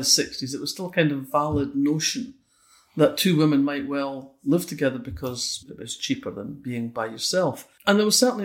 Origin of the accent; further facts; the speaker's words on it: Fife, Scotland, United Kingdom; accent: Scots; moved away as an adult; also born or lived in Kirkcaldy / East Wemyss / Manchester / Oxford; when I was growing up in Fife